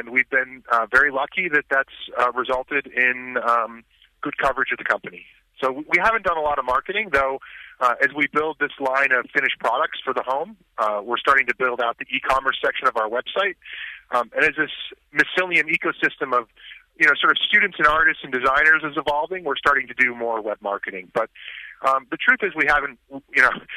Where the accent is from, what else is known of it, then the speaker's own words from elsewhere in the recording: Vermont, United States; now in Troy, United States; I grew up in Vermont.